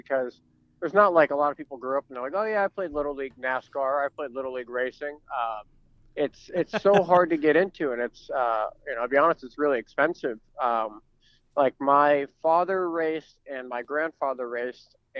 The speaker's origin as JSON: {"language": "English", "town": "Washington", "region": "District of Columbia", "country": "United States", "tie": "born or raised there", "also_born_or_lived": "California", "said": "I was born in California, but moved out to DC when I was like 3 or 4 years old. So most of my memory is in the DC area, and grew up"}